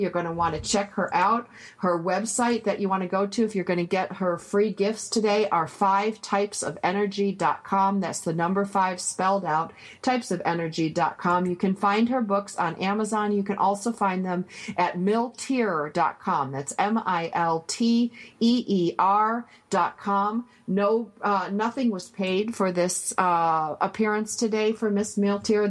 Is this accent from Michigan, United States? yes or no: yes; Michigan, United States; I grew up near the Canadian border, and we got Sault Ste. Marie channel